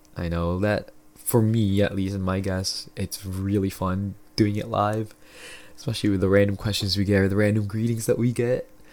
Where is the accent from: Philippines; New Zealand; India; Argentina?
Philippines; now in Canada; I grew up in the Philippines